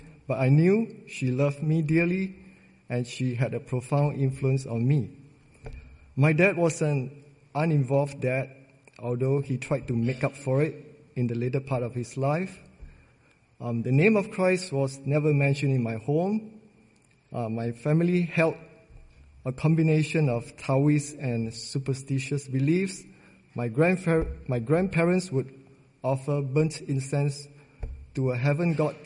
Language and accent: English; Singapore; I was born and raised in Singapore